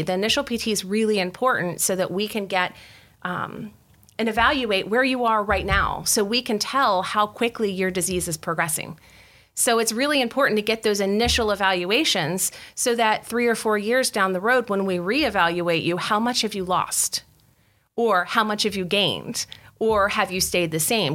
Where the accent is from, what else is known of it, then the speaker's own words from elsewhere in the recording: West Virginia, United States; moved away as an adult; I'm from West Virginia. We didn't have a Wegmans.